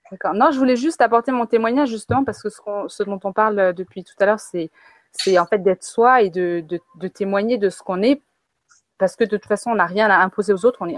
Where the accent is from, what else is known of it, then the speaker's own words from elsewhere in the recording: France; also born or lived in Africa; j'ai grandi en Afrique et j'ai grandi en France euh, alternativement dans ma vie